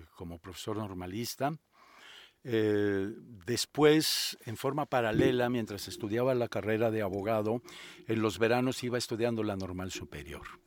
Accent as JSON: {"language": "Spanish", "town": "Guadalajara", "region": "Jalisco", "country": "Mexico", "tie": "born or raised there", "said": "yo soy originario de Guadalajara, allí estudié la carrera de abogado en la Universidad Autónoma de Guadalajara"}